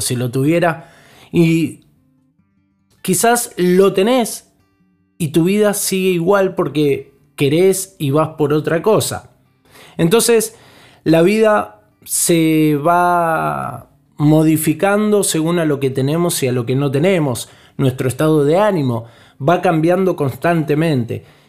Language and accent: Spanish; Argentina; como somos nosotros, los argentinos